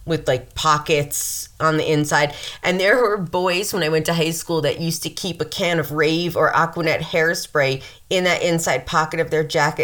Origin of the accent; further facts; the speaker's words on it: Mount Vernon, New York, United States; there's Lower Westchester where I'm from in Mount Vernon